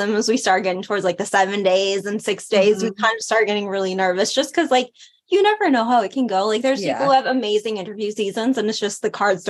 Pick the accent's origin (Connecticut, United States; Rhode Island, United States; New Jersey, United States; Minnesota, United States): Connecticut, United States; Glastonbury; also born or lived in Antigua; We're both originally from Glastonbury, Connecticut